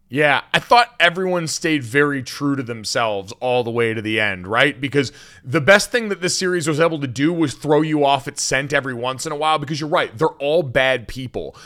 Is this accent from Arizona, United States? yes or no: no; Connecticut, United States; growing up in Connecticut